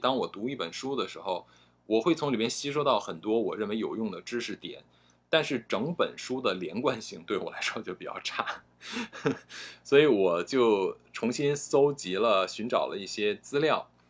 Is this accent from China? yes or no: yes; China; 我们中国人说话的时候，呃，都是一个你要自己悟的感觉